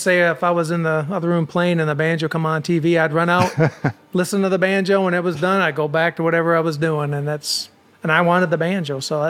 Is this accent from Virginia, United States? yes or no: no; Alpena, Michigan, United States; I'm from Alpena, Michigan.